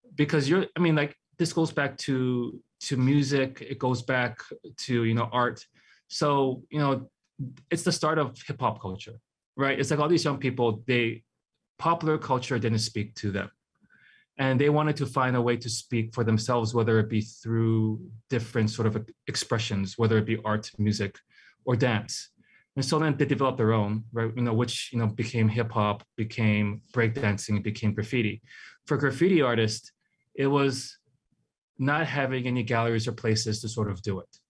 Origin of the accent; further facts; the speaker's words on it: Hawaii, United States; also born or lived in Hong Kong / San Francisco Bay Area; growing up in Hawaii, like, uh, if you're, like, a young sort of artist, you, you kinda have to leave